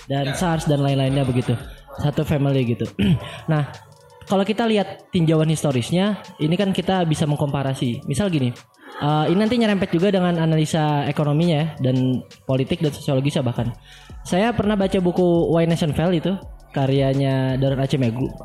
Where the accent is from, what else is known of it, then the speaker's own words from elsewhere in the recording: Kalimantan, Indonesia; ketika kita menyesuaikan diri dengan iklim di Bandung. Saya orang Kalimantan kan. Saya flu dulu itu.